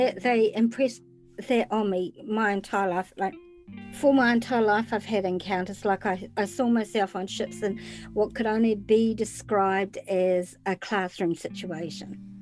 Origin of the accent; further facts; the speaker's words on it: New Zealand; I'm from New Zealand, which is way down in the South Pacific